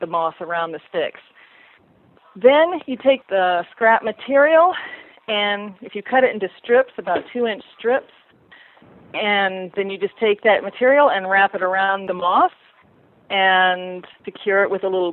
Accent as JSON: {"language": "English", "town": "New Orleans", "region": "Louisiana", "country": "United States", "moved": "yes", "said": "I'm from New Orleans. Don't live there now, but I lived there over 30-something years"}